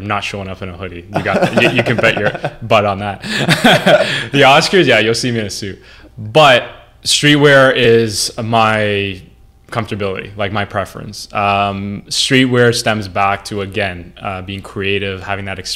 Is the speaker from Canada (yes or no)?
yes; Toronto, Ontario, Canada; I was born in Toronto and I was raised there, been there all my life, really.